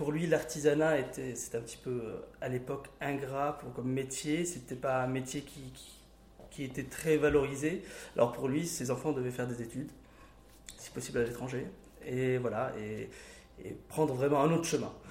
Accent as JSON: {"language": "French", "town": "Bechabab", "region": "Mount Lebanon", "country": "Lebanon", "tie": "born there", "said": "je suis né à Bechabab, C'est un village qui est à 20 km de Beyrouth."}